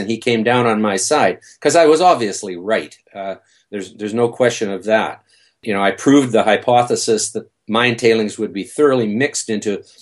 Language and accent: English; northwest tip of Vancouver Island, British Columbia, Canada; now in Vancouver, Canada; I'm from Vancouver